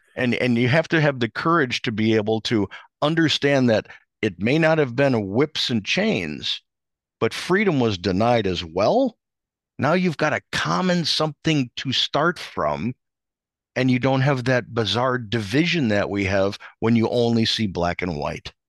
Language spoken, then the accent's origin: English; outside of Chicago, Illinois, United States; where I grew up outside of Chicago